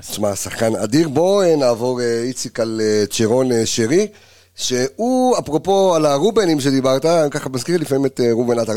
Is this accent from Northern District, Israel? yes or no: no; Jerusalem, Jerusalem District, Israel; אני ירושלמי